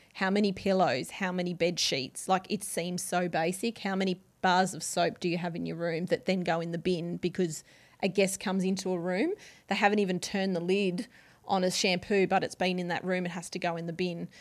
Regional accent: Gold Coast, Queensland, Australia; also born or lived in Brisbane; I was born in Brisbane, but I've always lived on the Gold

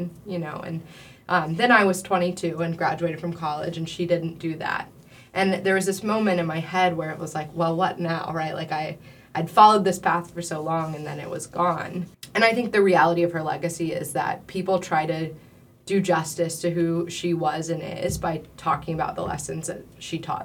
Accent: Athens, Georgia, United States; growing up in Athens

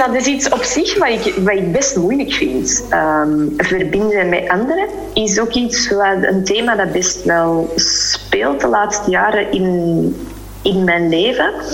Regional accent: Flanders, Belgium; moved away as an adult; also born or lived in Spain; wij als Vlamingen

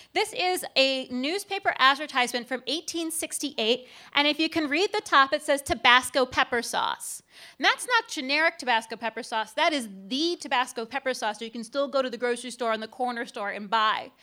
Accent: Cleveland, Ohio, United States; I'm from Cleveland.

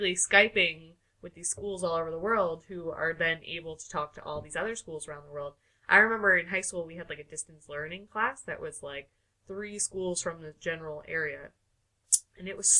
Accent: New York, United States; I am from New York

